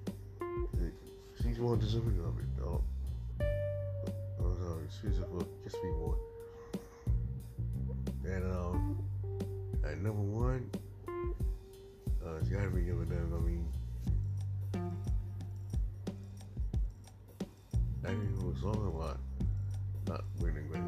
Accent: Georgia, United States; I'm here from Georgia

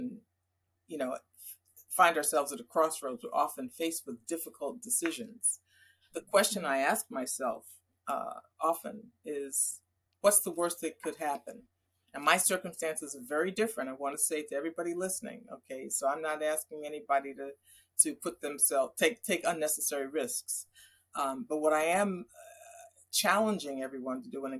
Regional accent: New York area, United States; I grew up in the New York area

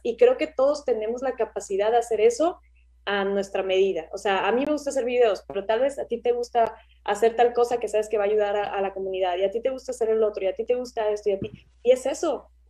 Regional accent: Mexico; moved away as an adult; also born or lived in Australia; yo me fui de México

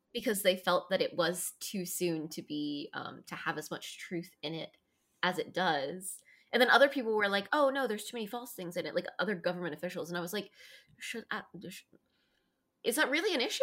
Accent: United States; as an American

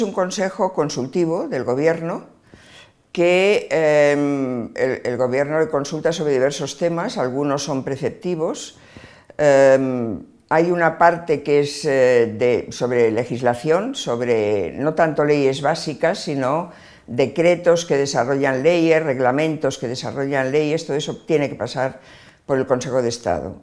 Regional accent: Barcelona, Catalonia, Spain; yo nací en Barcelona, em, estudié Filosofía y Letras en la Universidad de Barcelona

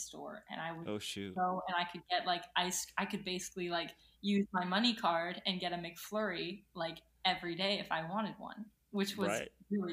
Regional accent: New York, United States; I'm actually from New York

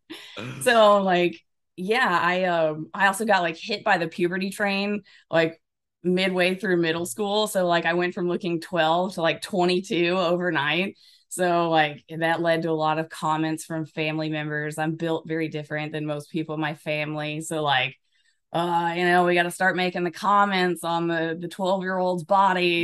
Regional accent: Alabama, United States; also born or lived in Washington State; now in Washington, United States; I'm originally from Alabama, and I live in Washington State now

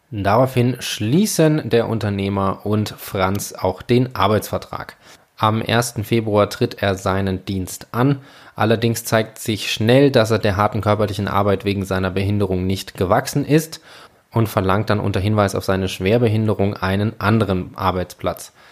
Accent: Northern Germany, Germany; now in Frankfurt, Germany; habe ich mich entschlossen, für September meine wunderschöne Stadt Frankfurt zu verlassen und in meine Heimat nach Norddeutschland zu gehen

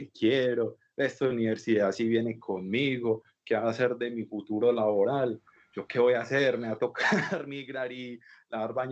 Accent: Antioquia, Colombia; cuando yo llegué de primera sola de Antioquia, yo no sabía yo

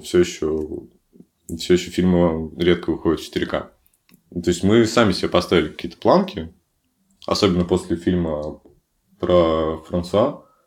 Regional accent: Severodvinsk, Arkhangelsk Oblast, Russia; в моем родном городе, в Северодвинске

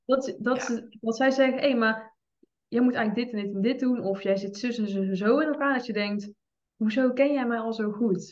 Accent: 's-Hertogenbosch, North Brabant, Netherlands; Ik ben 25 jaar, ik kom uit Den Bosch

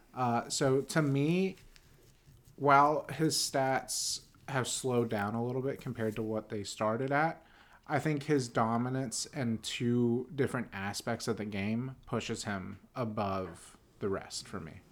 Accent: Pittsburgh, Pennsylvania, United States; I was born in Pittsburgh

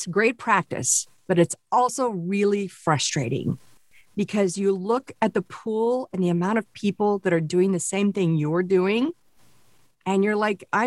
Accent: Springfield, Missouri, United States; moved away; also born or lived in Kansas City / Miami; I was born in Kansas City and raised in Springfield in the Ozarks

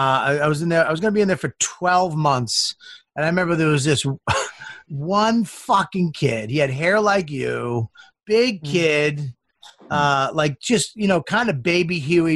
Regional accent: Boston, Massachusetts, United States; I'm from Boston

